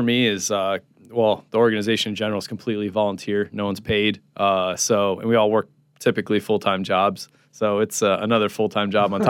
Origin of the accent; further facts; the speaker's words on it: Jupiter, Florida, United States; since we grew up in Jupiter, Florida, which is a small beach town.